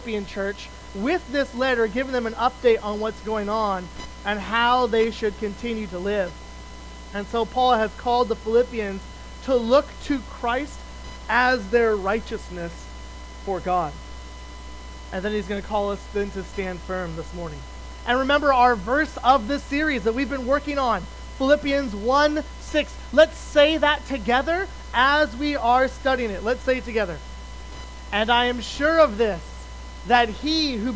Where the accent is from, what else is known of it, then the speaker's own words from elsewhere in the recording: Wyoming, United States; moved away as an adult; also born or lived in Colorado / Kentucky / Ontario; now in Ohio, United States; I grew up in Wyoming